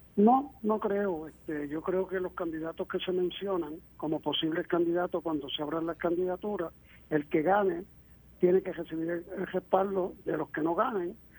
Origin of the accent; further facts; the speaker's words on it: Cabo Rojo, Puerto Rico; also born or lived in Mayagüez; soy cabojoeño mayagüezano, porque nací en Cabo Rojo, pero mi niñez y mi adolescencia la pasé entre los dos pueblos